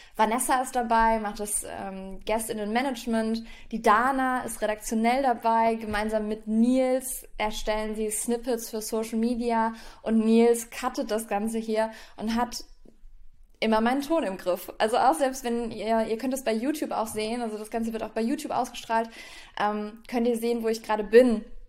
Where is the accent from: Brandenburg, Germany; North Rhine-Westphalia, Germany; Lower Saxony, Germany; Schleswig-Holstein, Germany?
North Rhine-Westphalia, Germany; Echtweil; moved away; Also das Wochenende werde ich dann in Echtweil an meiner Heimat verbringen